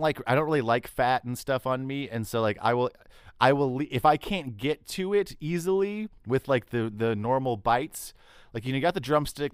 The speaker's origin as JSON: {"language": "English", "region": "Texas", "country": "United States", "said": "I'm from Texas"}